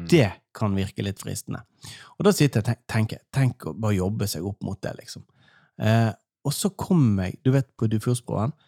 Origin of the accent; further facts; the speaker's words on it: Norway; jeg er fra Allmenningen